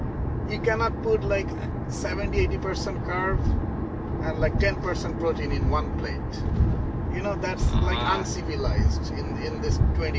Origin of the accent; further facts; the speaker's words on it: India; moved away as an adult; also born or lived in Canada / Maryland, United States; now in Connecticut, United States; I'm from India.